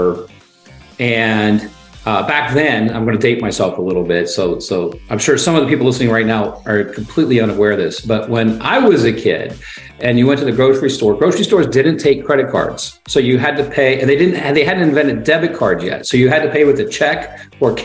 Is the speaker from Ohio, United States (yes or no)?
yes; Ohio, United States; growing up in Ohio